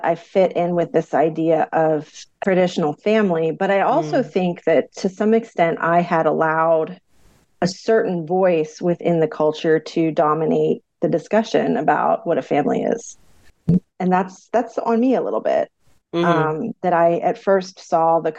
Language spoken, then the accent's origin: English; central Pennsylvania, United States; moved away as an adult; also born or lived in New York City / Oregon / Florida / Arkansas; now in Tennessee, United States; I'm from Pennsylvania originally. I grew up in Pennsylvania, in the center part of Pennsylvania, so not the city, rural part.